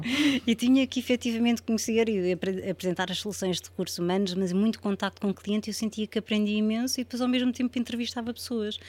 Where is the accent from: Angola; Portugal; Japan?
Portugal; moved away as an adult; also born or lived in Spain